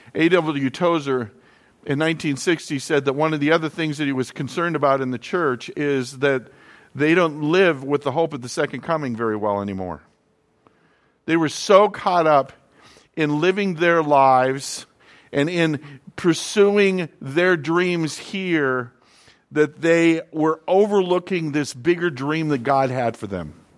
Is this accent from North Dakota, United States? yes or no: yes; North Dakota, United States; moved away; also born or lived in Florida; growing up in North Dakota